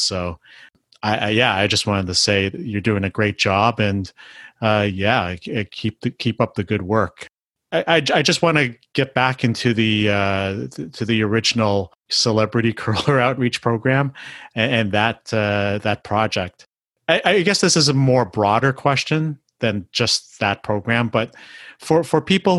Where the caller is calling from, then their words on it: Canada; I mean, I'm talking from Canada here